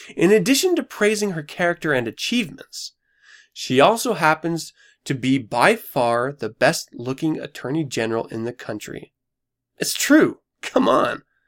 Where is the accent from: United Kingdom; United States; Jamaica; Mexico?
United States; I'm an American